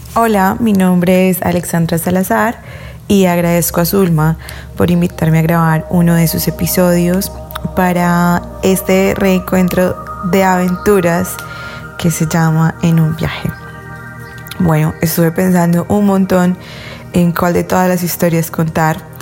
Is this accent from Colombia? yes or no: yes; Colombia; yo soy de Colombia